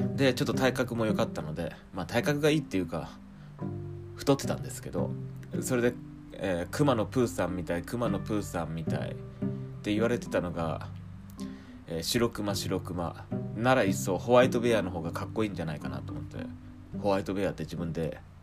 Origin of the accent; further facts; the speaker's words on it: rural Fukuoka Prefecture, Japan; moved away as an adult; now in Tokyo, Japan; 地元の方は福岡県の田舎の方で、